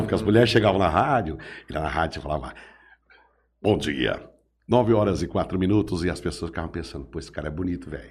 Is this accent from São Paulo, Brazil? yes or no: yes; Jales, São Paulo, Brazil; Sou, sou daqui. Nasci em 68, aqui na Santa Casa.